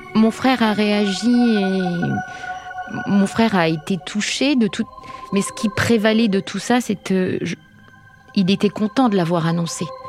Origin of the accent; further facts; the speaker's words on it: Isère, near Grenoble, Auvergne-Rhône-Alpes, France; now in Brétigny-sur-Orge, France; on a grandi tous ensemble dans l'Isère, à côté de Grenoble exactement